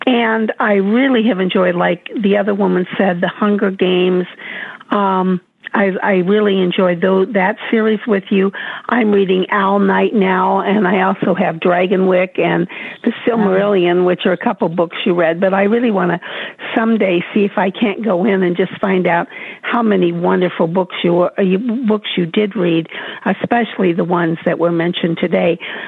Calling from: Chicago, Illinois, United States; I am from Chicago.

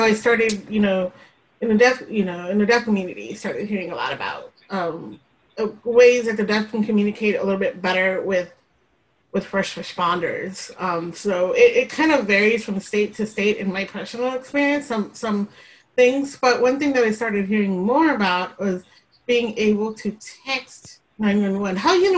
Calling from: near Seattle, Washington, United States; I'm calling from Bowie, Washington, just out of Seattle.

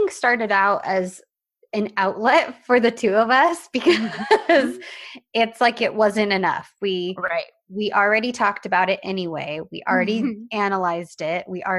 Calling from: Portugal; I'm from Portugal and I haven't found someone with the courage to watch a Turkish series yet.

